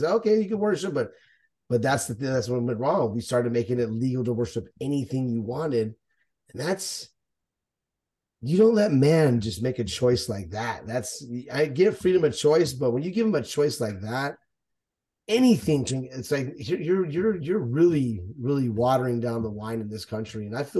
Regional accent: Texas, United States; We're from Texas, bro.

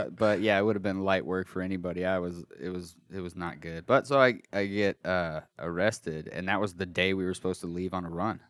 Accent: Colorado, United States; moved away; I'm from Colorado. Me and my brothers were from Colorado

